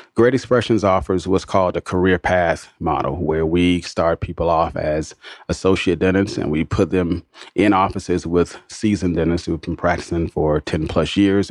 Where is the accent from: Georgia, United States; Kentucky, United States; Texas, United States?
Georgia, United States; Atlanta; my hometown